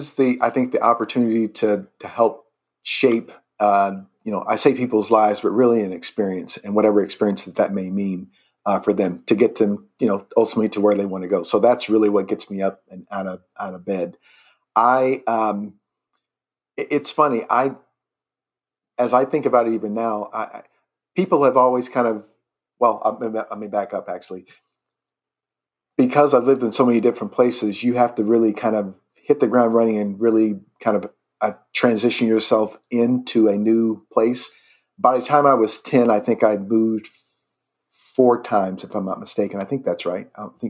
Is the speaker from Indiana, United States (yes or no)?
yes; Indiana, United States; also born or lived in Rapid City, South Dakota; So I'm from Indiana. That's where my home state